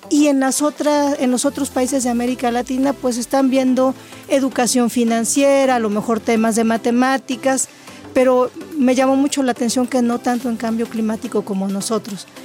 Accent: Mexico; somos como mexicanos pioneros, no solo en Veracruz, sino también en otras entidades federativas.

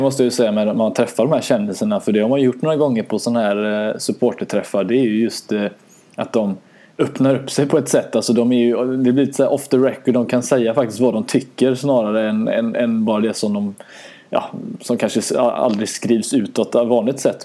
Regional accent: Sweden; som svenskar

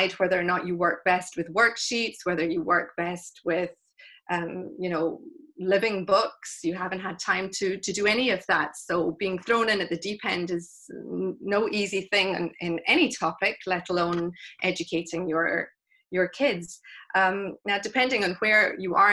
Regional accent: Glasgow, Scotland, United Kingdom; also born or lived in South Africa; I was born in South Africa to South African parents, but we moved to Scotland when I was three. So Glasgow is home. I consider myself Scottish

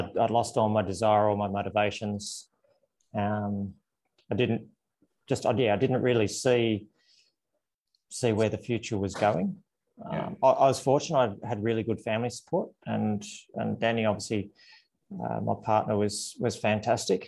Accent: Canberra, Australian Capital Territory, Australia; moved away as an adult; also born or lived in Italy; Canberra was my hometown back then

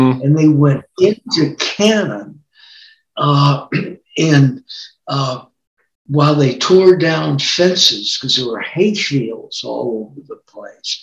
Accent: Texas, United States; also born or lived in Kentucky; now in Missoula, United States; I was born in Texas

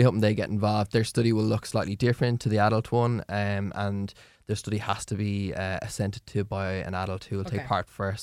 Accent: Ireland; as an Irish population

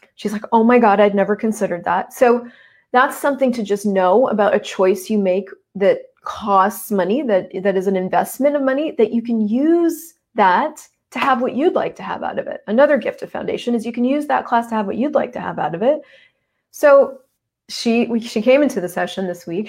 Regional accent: United States; moved away as an adult; now in Canada; I'm American. I moved up to Canada.

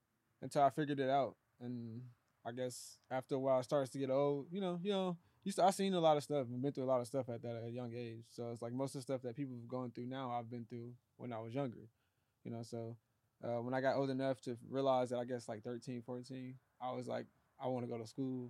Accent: Chicago, Illinois, United States; moved away as an adult; I'm from Chicago originally. I was born in Chicago

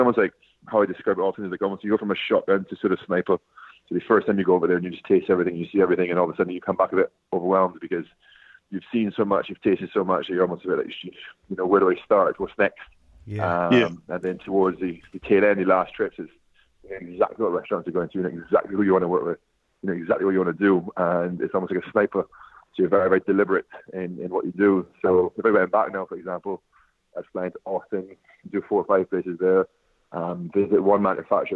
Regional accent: Barbados; I grew up in Barbados

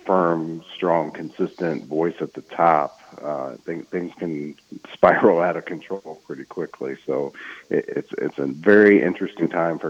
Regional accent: Indianapolis, Indiana, United States; they sit here in my hometown

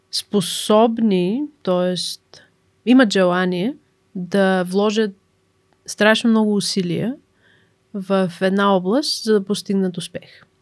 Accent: Bulgaria; Ам, също така, понеже сме от България, като излизаме да учим извън България, а, много от нас имат нужда от стипендии.

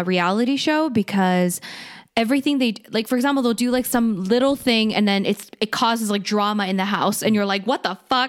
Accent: Canada; I'm Canadian

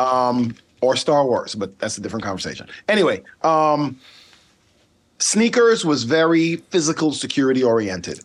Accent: Sint Maarten; accent: Caribbean; first language Dutch; English is a second language; also born or lived in Netherlands / Charlotte, United States; now in United States; The one that I grew up on is called Saint Martin

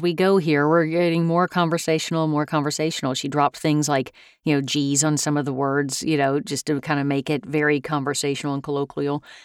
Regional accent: United States; as an American

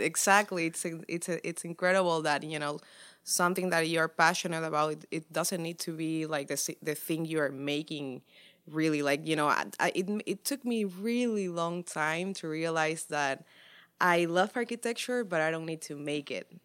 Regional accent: Santa Cruz de la Sierra, Santa Cruz, Bolivia; now in Dallas, United States; I'm an artist from Santa Cruz de la Sierra, Bolivia

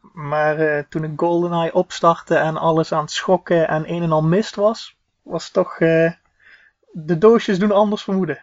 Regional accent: southern Netherlands, Netherlands; accent: hard G; ik kom eh, uit het zuiden van het land, zoals je wellicht hoort aan mijn hele harde G

